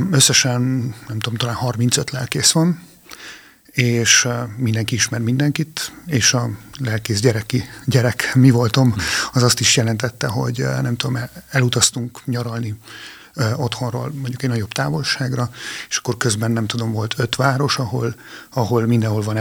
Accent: Partium, Romania; moved away as an adult; now in Hungary; én Erdélyben születtem, e, és e, pontosabban ugye parciumi területen, tehát a e, magyar-román határhoz közel, és ott is éltem az életem első 19 évét, és ezt követően jöttem Magyarországra tanulni

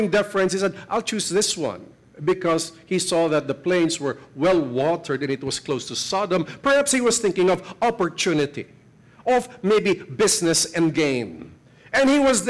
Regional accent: Philippines; I'm a Filipino

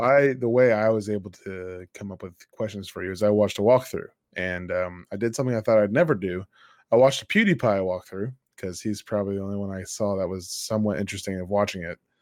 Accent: United States; I'm an American

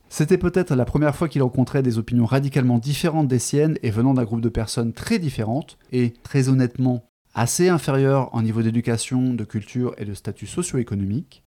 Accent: France; accent: French; mon magnifique accent français euh, qui euh, découpe les mots anglais

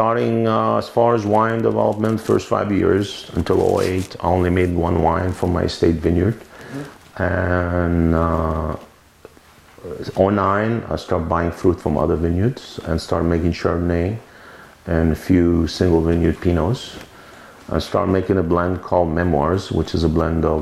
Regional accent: Beirut, Beirut Governorate, Lebanon; moved away as an adult; also born or lived in St. Louis, Missouri / Washington DC area / New York; now in Oregon, United States; I'm originally from Lebanon. I grew up in Lebanon, Beirut. I came here when I was 21

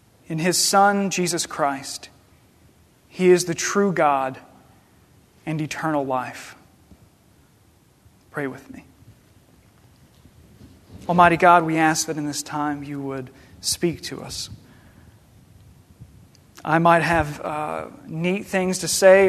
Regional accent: Paducah, Kentucky, United States; also born or lived in Murray, Kentucky; I grew up in Paducah, Kentucky, in this little suburb called Hendren, which is a suburb of Lone Oak

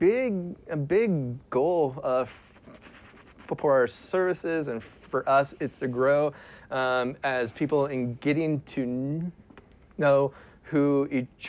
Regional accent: Sugar Grove, Ohio, United States; I am from Ohio, a tiny country town called Sugar Grove, Ohio, and I grew up there

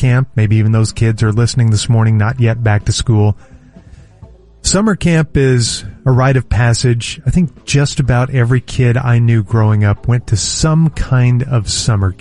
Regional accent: Oklahoma City, Oklahoma, United States; growing up in Oklahoma City

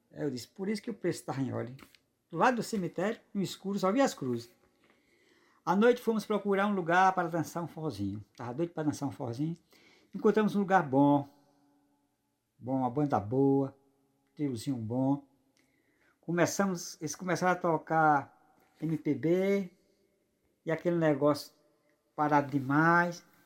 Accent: Paraíba, Brazil; Eu sou paraibano e minha esposa é amazonense.

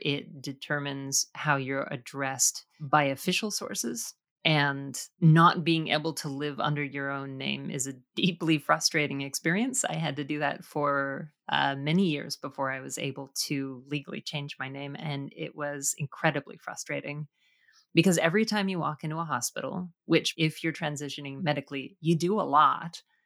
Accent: Canada; It is an interesting thing with Canadian culture that we, I think, are more careful about what we project into the world

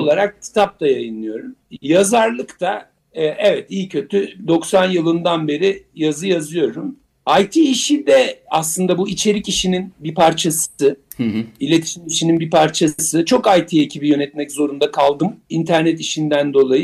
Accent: Turkey; bizim memlekette

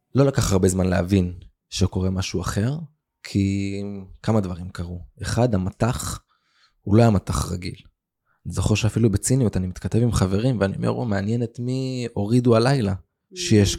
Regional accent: Israel; also born or lived in Kfar Aza, Israel; גדלתי, האמת שדווקא גדלתי פה באזור, אה. אה, עם הרבה גלגולים

